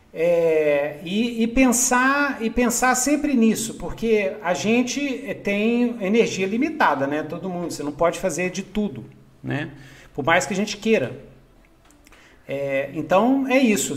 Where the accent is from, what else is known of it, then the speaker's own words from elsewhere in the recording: Belo Horizonte, Minas Gerais, Brazil; Cresci em Minas Gerais. Cresci em Belzonte